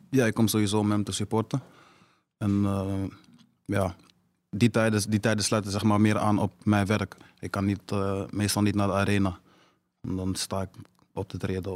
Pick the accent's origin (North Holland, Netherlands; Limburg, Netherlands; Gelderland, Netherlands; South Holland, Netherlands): North Holland, Netherlands; Amsterdam; in de staatsledenbeurt deze tijd. En ja, laat dat nou net zijn waar ik vandaan kom.